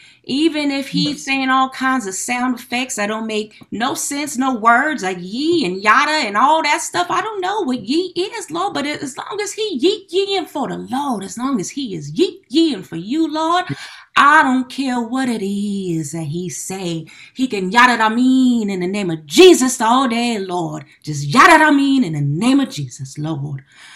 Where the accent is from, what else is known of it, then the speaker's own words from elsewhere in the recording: the South, United States; now in Sacramento, United States; I'm from the South.